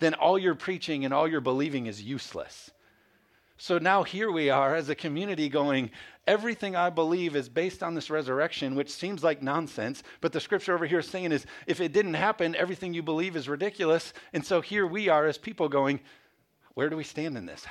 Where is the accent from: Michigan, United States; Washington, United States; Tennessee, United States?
Michigan, United States; moved away; also born or lived in Carolina; We're from Michigan. And so we had moved down to Carolina.